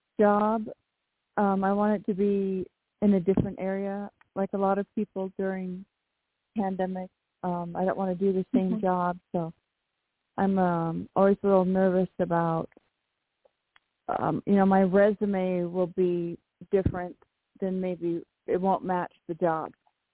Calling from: Washington, United States; in Washington State.

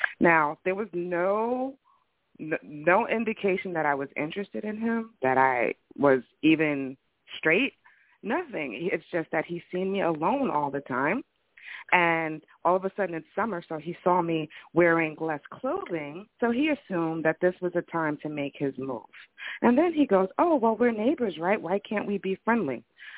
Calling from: New Jersey, United States; I'm calling from Jersey.

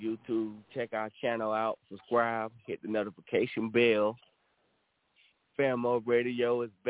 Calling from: Supply, North Carolina, United States; I'm calling from Supply, North Carolina.

